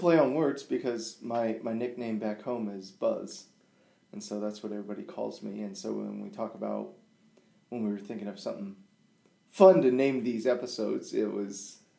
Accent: Togo; born there; my parents were African missionaries and I was born in Togo, Africa, and the village nicknamed me ….

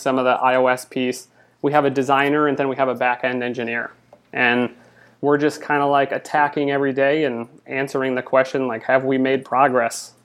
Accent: Michigan, United States; moved away as an adult; now in Los Angeles, United States; I'm originally from Michigan, and I moved here

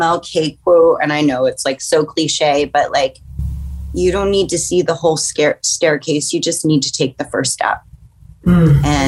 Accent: New York, United States; also born or lived in Staten Island, New York City; I am born and raised in New York and will probably, you know, be here for the rest of my existence

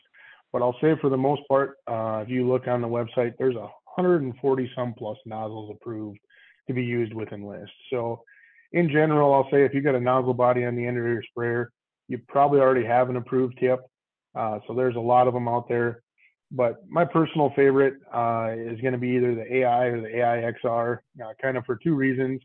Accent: Waterville, Minnesota, United States; born and raised in Waterville, still live here with my family.

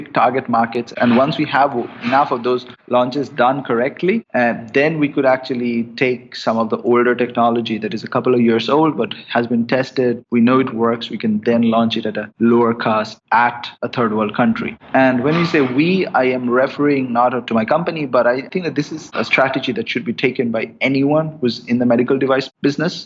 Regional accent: India; moved away as an adult; I grew up in India

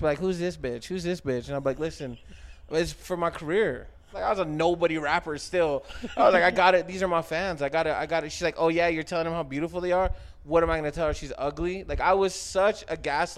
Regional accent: Santa Fe, New Mexico, United States; also born or lived in Escondido, California / Oklahoma; I lived in Santa Fe probably my whole childhood, almost adult life

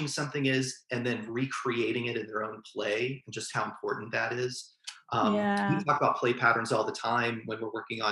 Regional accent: Norman, Oklahoma, United States; So I was born and raised there. I have 4 or 5 generations in Norman.

